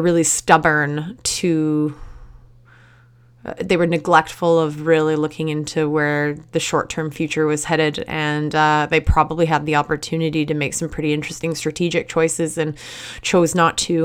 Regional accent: Surrey, British Columbia, Canada; I grew up in Surrey, which is a suburb of Vancouver

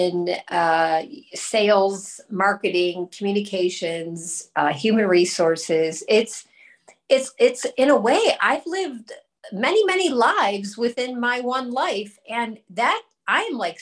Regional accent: Northeast Ohio, United States; also born or lived in California / Rochester, New York / Cleveland; I grew up in Northeast Ohio, where I'm currently living, but I grew up here

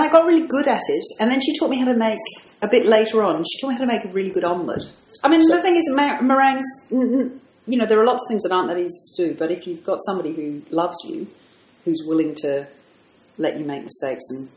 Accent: London, United Kingdom; moved away as an adult; also born or lived in America / Japan; now in Sydney, Australia; I grew up in London

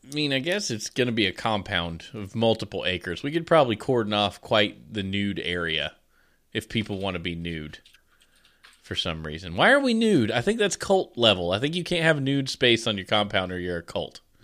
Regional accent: the South, United States; I'm from the South.

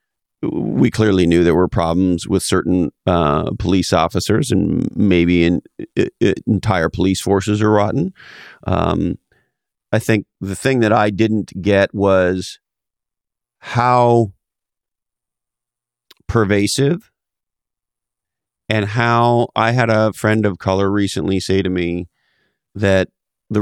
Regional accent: Montreal, Quebec, Canada; I grew up in Montreal, Canada, and growing up in the 70s in Quebec, Canada

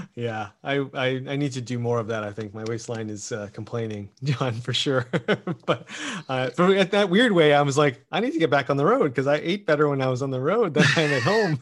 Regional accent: Canada; as a Canadian

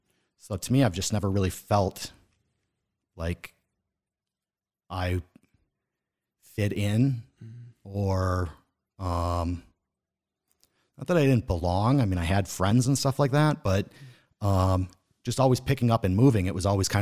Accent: Boston, Massachusetts, United States; born there; So I was born in Boston, Massachusetts. That's where my mom's side of the family is from.

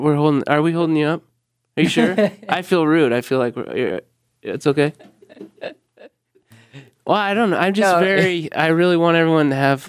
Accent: Normal, Illinois, United States; moved away; no, dude, no, I'm from Illinois.

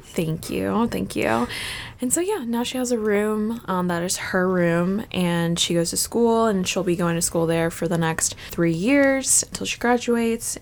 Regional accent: Fort Campbell, Kentucky, United States; moved away as an adult; they were stationed at Fort Campbell, Kentucky. And then after they got out of the military, we just stayed there for a long time, pretty much until I went to college

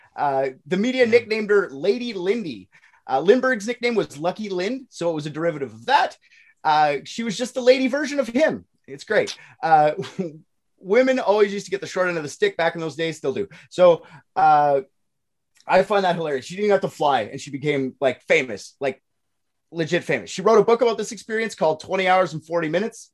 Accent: Canada; I'm Canadian

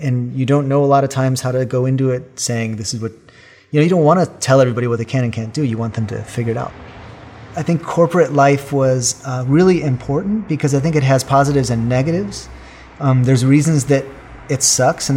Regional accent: outside of Chicago, Illinois, United States; moved away as an adult; now in Kansas City, United States; I grew up in the outside of Chicago, essentially the greater metropolitan area of Chicagoland

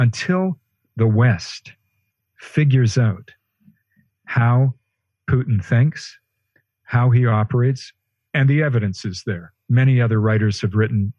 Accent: Western Canada, Canada; moved away; I'm speaking to you from Western Canada, my hometown, where I've had to spend the pandemic

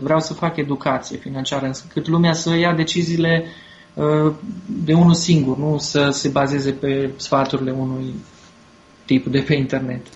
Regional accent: Târgu Mureș, Mureș County, Romania; eu sunt și din Târgu Mureș

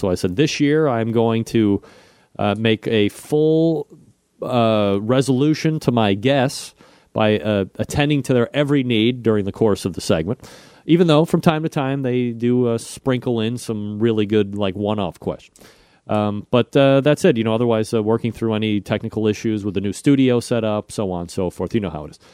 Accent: Ohio, United States; I'm from Ohio.

